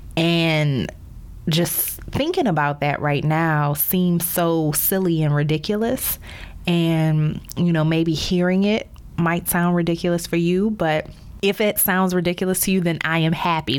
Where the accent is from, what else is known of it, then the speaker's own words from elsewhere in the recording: New Orleans, Louisiana, United States; moved away as an adult; also born or lived in Baltimore / Chicago / Dallas; now in Miami, United States; my hometown of New Orleans